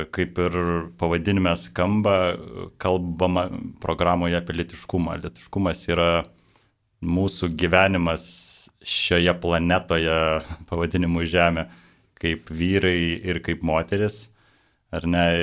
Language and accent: Lithuanian; Kaunas, Kaunas County, Lithuania; Ir prisijungiau Kaune, nes pats esu Kaunietis.